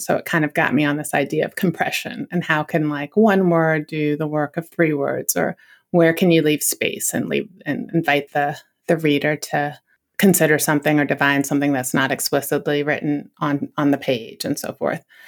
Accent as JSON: {"language": "English", "region": "Northern Virginia", "country": "United States", "tie": "born or raised there", "said": "I grew up in Northern Virginia"}